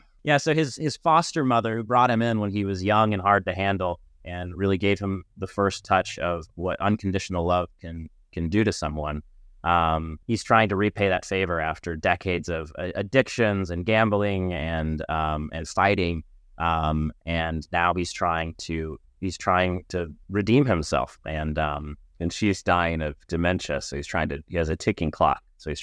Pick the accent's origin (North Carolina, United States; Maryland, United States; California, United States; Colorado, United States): California, United States; Laguna Beach; We are actually visiting our parents in the house we grew up in Laguna Beach.